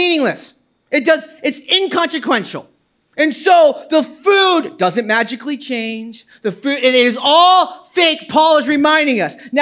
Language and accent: English; New England, United States; now in New Jersey, United States; I grew up in New England, a conservative Baptist church